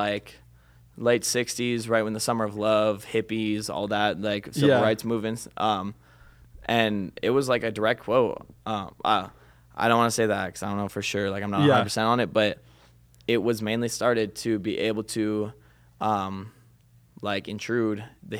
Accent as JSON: {"language": "English", "region": "Minnesota", "country": "United States", "tie": "born or raised there", "also_born_or_lived": "Cambridge, Minnesota", "moved": "yes"}